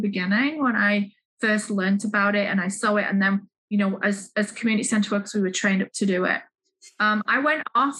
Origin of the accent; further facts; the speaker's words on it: Manchester, North West England, United Kingdom; moved away; also born or lived in Leeds; I'm from the United Kingdom, from the north of England. I was born in Manchester and I moved east to Leeds